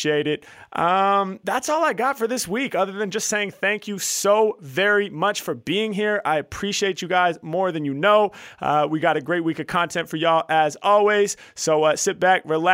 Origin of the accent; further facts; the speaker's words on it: Portland, Oregon, United States; I grew up like, you know, 20 minutes away from you in Portland